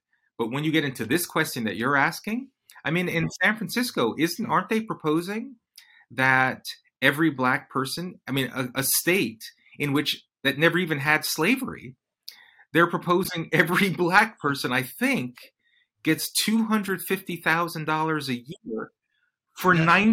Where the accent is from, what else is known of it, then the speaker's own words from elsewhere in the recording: London, United Kingdom; now in United States; I was born in London to Jamaican parents, and we emigrated, you know, to the United States.